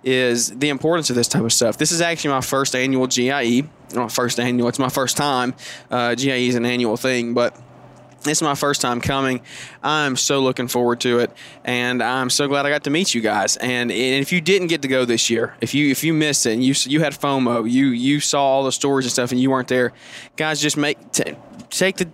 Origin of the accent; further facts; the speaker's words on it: Alabama, United States; I'm from Alabama, and if anybody or any of y'all are from around the area, you know how insane football is a religion down here.